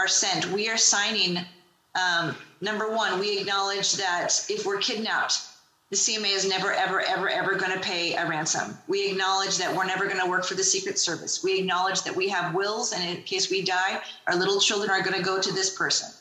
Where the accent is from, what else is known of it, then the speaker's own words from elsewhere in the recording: United States; I love being an American